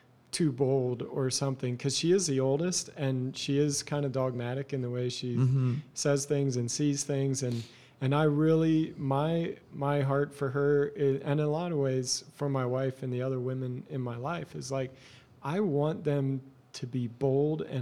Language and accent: English; Eastern Lancaster County, Pennsylvania, United States; I grew up in Eastern Lancaster County in a Mennonite culture